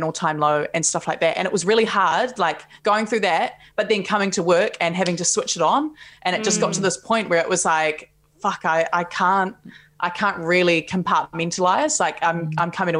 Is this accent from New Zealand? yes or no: yes; Palmerston North, Manawatū-Whanganui, New Zealand; also born or lived in Auckland; I grew up in Palmerston North